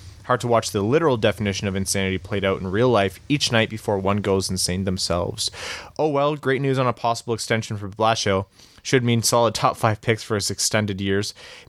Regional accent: Newfoundland and Labrador, Canada; I'm from Newfoundland and surrounded by Leafs/Habs fans, so you guys keep me sane.

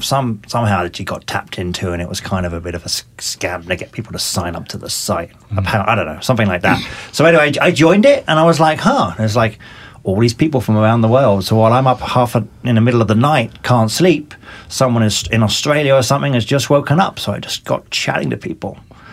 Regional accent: South East England, United Kingdom; accent: mixture of North and South English; So my accent is a mixture of North and South.

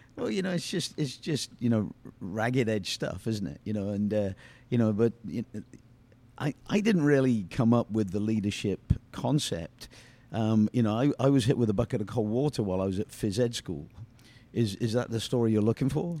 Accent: United Kingdom; moved away; I'm British

